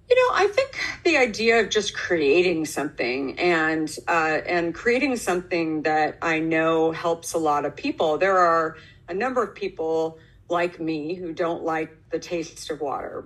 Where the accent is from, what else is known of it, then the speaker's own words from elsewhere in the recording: Arizona, United States; moved away as an adult; also born or lived in New York City; I grew up in Arizona